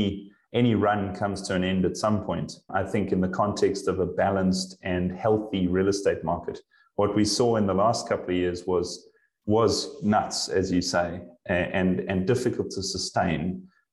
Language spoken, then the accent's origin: English; Johannesburg, Gauteng, South Africa; moved away as an adult; also born or lived in Durban, South Africa / Europe; now in Vancouver, Canada; I am originally from South Africa. I kind of born and bred in Johannesburg and ended up in Durban on the East Coast for many years.